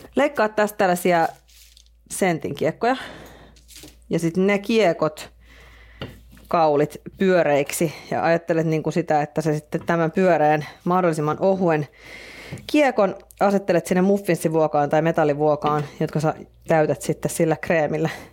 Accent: Finland; me ollaan Suomesta

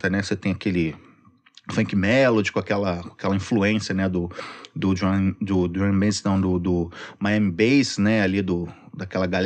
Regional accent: Magé, Rio de Janeiro, Brazil; da Baixada, eu cresci em Magé.

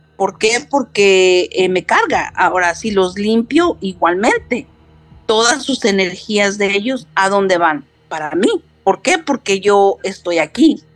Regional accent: New York, United States; also born or lived in Mexico; now in San Antonio, United States; Soy de nacionalidad mexicana, nací en México, criada en Nueva York

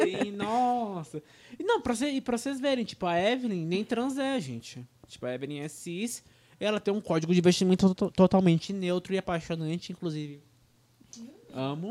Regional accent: Brazil; first language Portuguese; português já é nossa língua nativa, né? A gente tá no Brasil

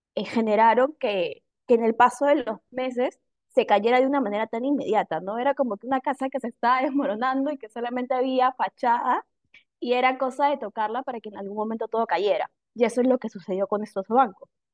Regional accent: Peru; nosotros como peruanos

